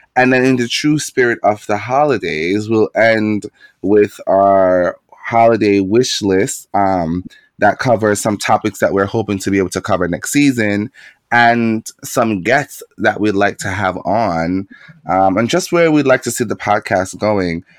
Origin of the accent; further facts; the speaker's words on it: Jamaica; moved away; growing up in Jamaica as a queer young man